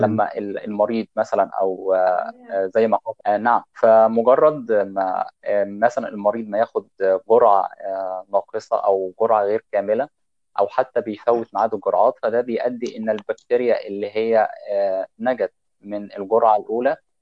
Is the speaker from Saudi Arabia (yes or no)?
no; Egypt; عندنا في مصر